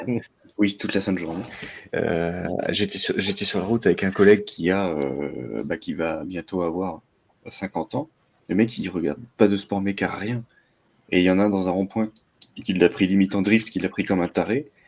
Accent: the North, Hauts-de-France, France; Après, je suis allé dans le Nord, bah, j'avais Rallye d'Ypres juste à côté parce que j'étais à, quelques kilomètres de la frontière

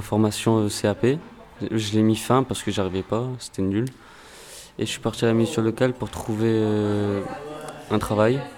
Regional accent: Marseille, Provence-Alpes-Côte d'Azur, France; now in Givors, France; je suis né à Marseille. Euh, j'habite à Givor depuis décembre.

